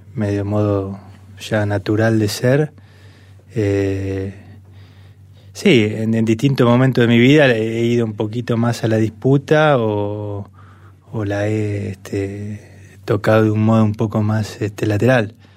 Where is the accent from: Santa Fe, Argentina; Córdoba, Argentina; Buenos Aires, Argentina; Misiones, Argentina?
Buenos Aires, Argentina; somos todos porteños, hinchas de central